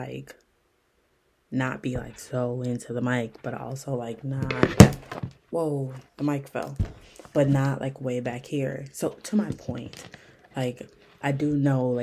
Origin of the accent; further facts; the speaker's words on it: Milwaukee, Wisconsin, United States; I'm from Milwaukee